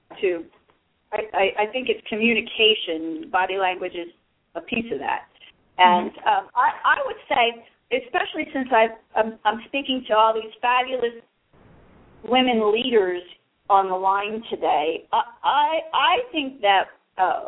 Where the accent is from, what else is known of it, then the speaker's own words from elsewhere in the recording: Philadelphia, Pennsylvania, United States; I'm from Philly